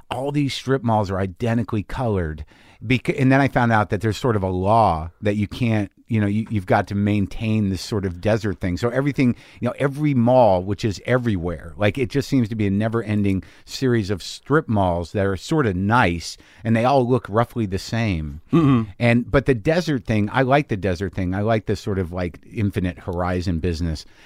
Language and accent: English; New Mexico, United States; well, I grew up in New Mexico, yeah.